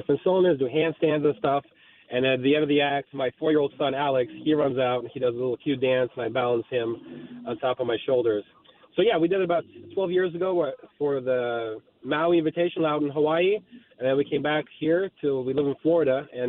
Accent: Moscow, Russia; I'm actually from Moscow, Russia. My mom and dad, they were in the circus.

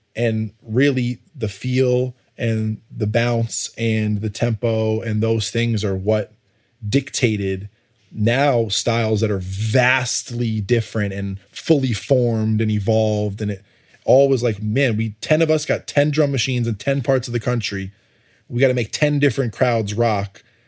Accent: Connecticut, United States; also born or lived in New York; I grew up in Connecticut

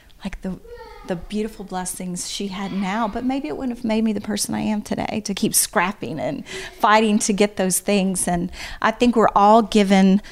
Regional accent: Baton Rouge, Louisiana, United States; moved away; I was born and raised in Baton Rouge, Louisiana

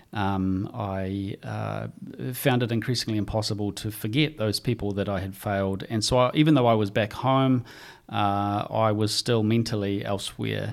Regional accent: New Zealand; growing up in New Zealand

